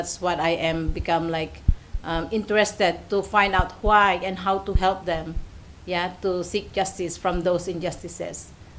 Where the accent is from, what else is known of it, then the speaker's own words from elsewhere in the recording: Philippines; English is a second language; moved away as an adult; also born or lived in Singapore / Macau; now in Hong Kong; Yeah, I'm already working here in Hong Kong for almost a decade, mm-hmm. and I came from the Philippines, and my job here is domestic worker.